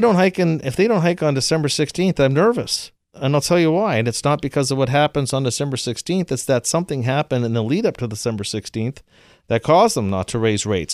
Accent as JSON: {"language": "English", "country": "Canada", "said": "I'm from Canada"}